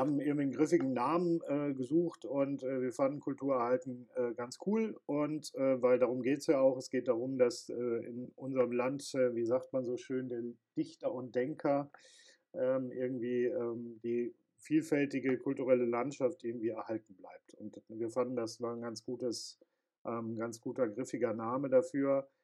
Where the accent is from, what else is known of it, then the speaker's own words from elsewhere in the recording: North Rhine-Westphalia, Germany; Bei uns in Nordrhein-Westfalen